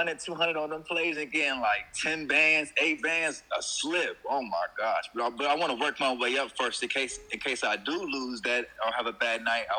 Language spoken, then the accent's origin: English; Virginia, United States; VA, bro. VA.